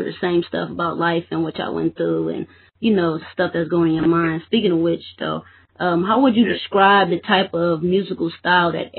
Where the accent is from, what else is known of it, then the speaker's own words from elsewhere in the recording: Oakland, California, United States; now in Mississippi, United States; I reside right now in Mississippi. I'm from Oakland, California